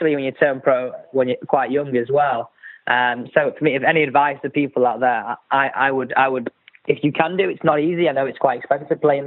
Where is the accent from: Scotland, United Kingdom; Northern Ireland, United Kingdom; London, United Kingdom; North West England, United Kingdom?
North West England, United Kingdom; Manchester; ever since I was born, I've grown up playing my golf out of Manchester and lived here ever since